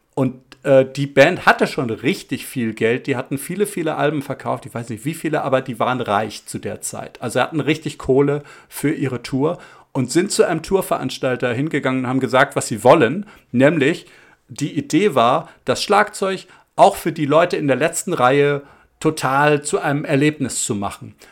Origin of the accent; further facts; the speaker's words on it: Hamburg, Germany; wir sind in Hamburg Innsbruck aufgewachsen